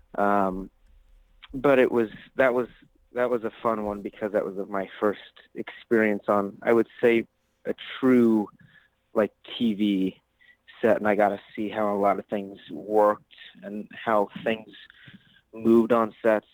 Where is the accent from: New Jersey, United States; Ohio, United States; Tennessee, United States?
Ohio, United States; Ottawa; I'm actually originally from a small town in Northwest Ohio. Um, it's called Ottawa